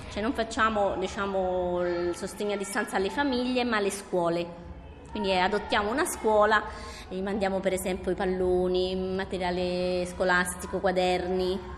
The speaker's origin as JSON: {"language": "Italian", "town": "Pantelleria", "region": "Sicily", "country": "Italy", "said": "io sono migrante anche io perché vengo da Mantelleria, sono una, una piccola isola del Mediterraneo"}